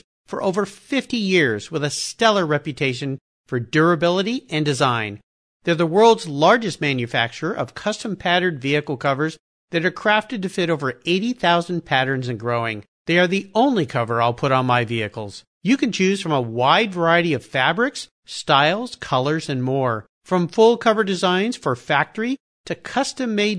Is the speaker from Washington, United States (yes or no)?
yes; Gig Harbor, Washington, United States; calling in from my hometown here in Gig Harbor, Washington